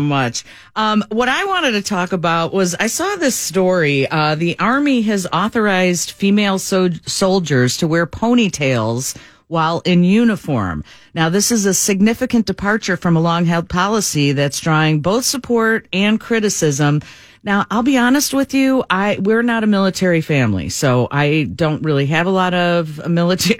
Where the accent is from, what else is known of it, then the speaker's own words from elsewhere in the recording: Brookfield, United States; I grew up in Brookfield